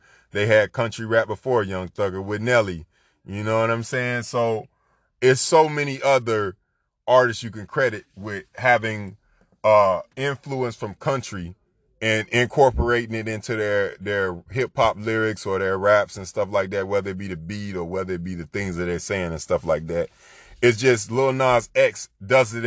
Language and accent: English; Florida, United States; I'm from Florida